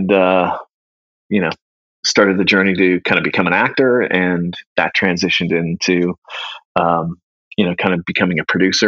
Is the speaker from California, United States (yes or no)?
yes; Northern California, United States; also born or lived in San Jose, California; now in Columbus, United States; I grew up in Northern California. I was born in San Jose